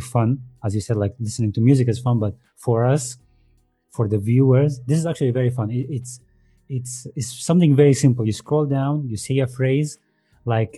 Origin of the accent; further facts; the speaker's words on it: Sudan; moved away; I'm Sudanese.